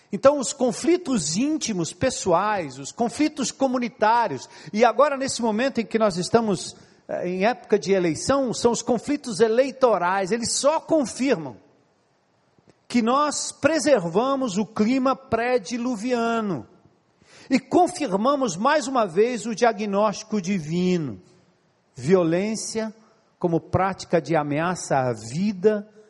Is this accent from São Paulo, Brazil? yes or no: yes; São Paulo, Brazil; moved away; also born or lived in Ceará; eu nasci e me criei em São Paulo